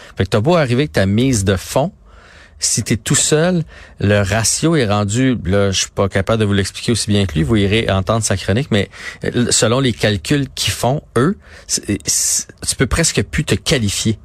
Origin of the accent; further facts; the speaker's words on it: Trois-Rivières, Quebec, Canada; je viens de la Mauricie, à Trois-Rivières